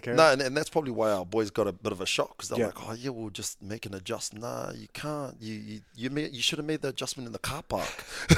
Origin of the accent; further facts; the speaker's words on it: Avondale, Auckland, New Zealand; When I came from Avondale, obviously went to Kelston